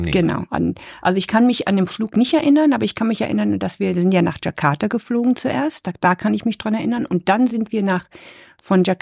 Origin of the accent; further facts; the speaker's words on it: Nepal; born there; wir waren ja in, ich bin ja in Nepal geboren, 1972